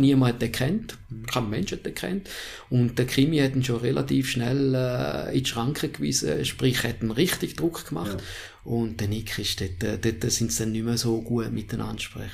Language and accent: German; Switzerland; Ich bin in der Schweiz aufgewachsen.